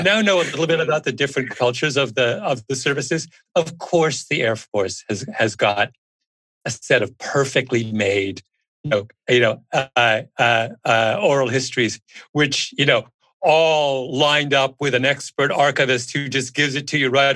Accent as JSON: {"language": "English", "country": "Canada", "said": "I'm a Canadian."}